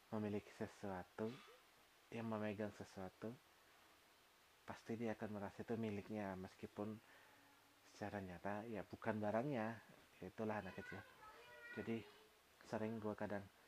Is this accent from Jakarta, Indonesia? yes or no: no; Jayapura, Papua, Indonesia; now in Yogyakarta, Indonesia; Gua lahir dan besar di Kota Jayapura